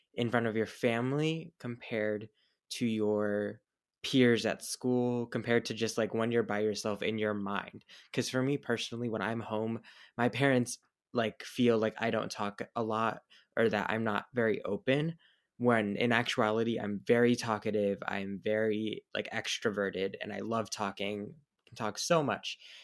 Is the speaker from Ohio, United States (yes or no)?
no; Hillsborough, New Jersey, United States; also born or lived in Marlboro, New Jersey / Belgium; I moved to Hillsboro when I was about three, turning four